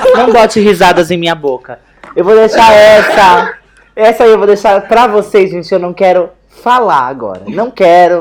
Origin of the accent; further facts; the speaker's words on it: Brazil; eu sou brasileira